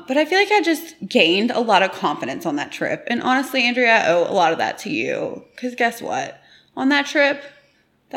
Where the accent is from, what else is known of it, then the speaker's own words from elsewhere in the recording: Tampa Bay area, Florida, United States; we're from the Tampa Bay area